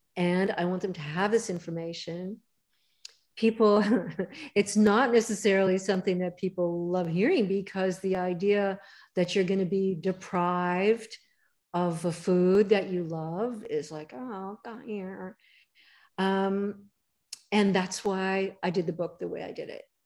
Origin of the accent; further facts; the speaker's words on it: Pasadena, California, United States; also born or lived in Hollywood, Los Angeles; I grew up in LA. I, I grew up in Pasadena, actually, and was born in Hollywood, of all places to be born.